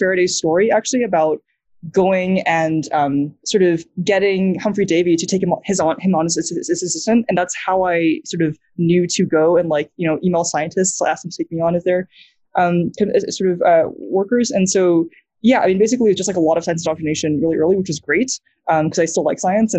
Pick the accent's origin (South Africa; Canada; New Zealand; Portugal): New Zealand; accent: American; I grew up in New Zealand. I basically stayed in our house all the time. So that's why I still have an American accent, not a New Zealand accent